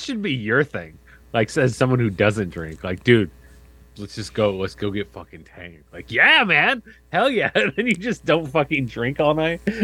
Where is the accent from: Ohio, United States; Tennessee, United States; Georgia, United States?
Ohio, United States; growing up in Ohio